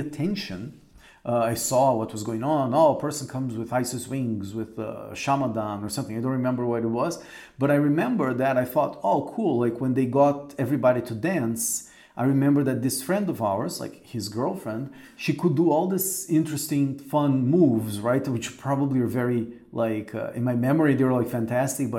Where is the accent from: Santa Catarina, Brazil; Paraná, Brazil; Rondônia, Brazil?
Paraná, Brazil; Curitiba; in Curitiba, in Brazil, which is the city where I grew up